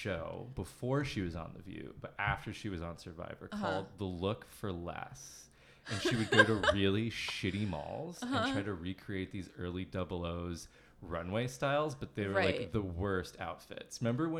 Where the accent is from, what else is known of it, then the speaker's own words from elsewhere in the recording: United States; now in Canada; I'm from the States, so I don't know all the cultural references.